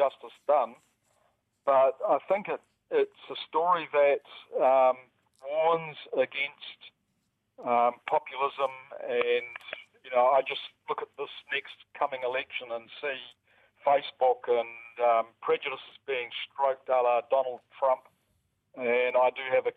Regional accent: New Zealand; I'm a Kiwi

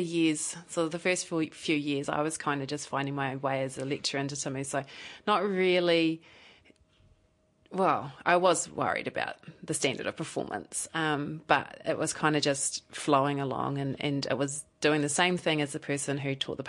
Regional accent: Invercargill, Southland, New Zealand; now in Dunedin, New Zealand; I actually grew up in Invercargill, so I'm born and bred Southlander

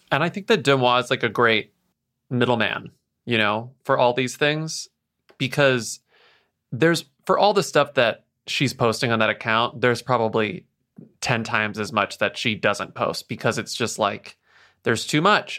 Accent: United States; we are American podcasters recording our podcasts from America

